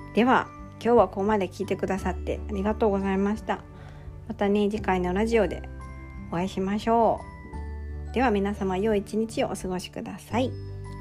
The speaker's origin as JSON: {"language": "Japanese", "town": "Toki", "region": "Gifu", "country": "Japan", "tie": "born or raised there", "said": "私の地元、今住んでる岐阜県の土岐市は結構田舎なので"}